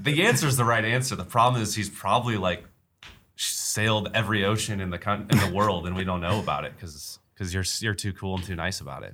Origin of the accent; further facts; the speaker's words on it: Chicago, Illinois, United States; now in Kansas City, United States; growing up in Chicago